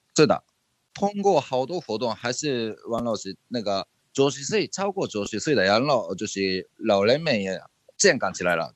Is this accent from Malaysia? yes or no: no; Japan; Chinese is a second language; 就是我们日本人喜欢吃生鱼片嘛